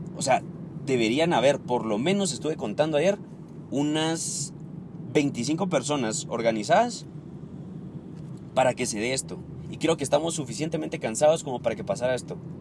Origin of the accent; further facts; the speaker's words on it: Guatemala; Aquí, en mi país